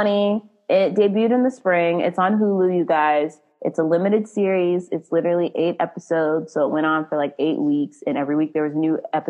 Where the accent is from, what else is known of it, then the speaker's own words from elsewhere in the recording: Frisco, Texas, United States; moved away; I'm from Frisco